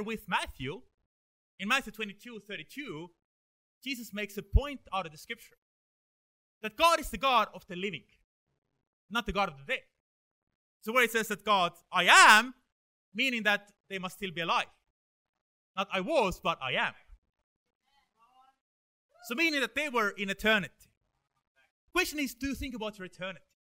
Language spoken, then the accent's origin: English; Estonia; now in Sweden; I come from Estonia, and I moved here 2011.